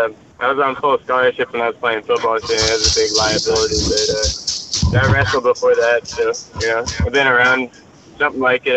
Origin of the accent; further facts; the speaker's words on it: Chattanooga, Tennessee, United States; Yeah, I'm from Chattanooga.